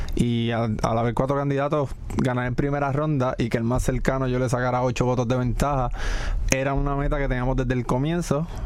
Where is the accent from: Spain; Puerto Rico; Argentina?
Puerto Rico; Corozal; Sabía la necesidad que había en mi pueblo de hacer de crear fútbol y comienzo a capacitarme como entrenador y fundé un club en Corozal